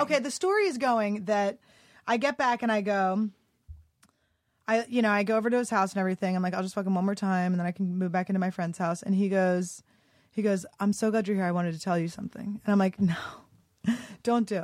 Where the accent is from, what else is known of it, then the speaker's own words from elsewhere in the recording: Philadelphia, Pennsylvania, United States; also born or lived in New York / Santa Fe, New Mexico; now in Los Angeles, United States; I grew up in Philly.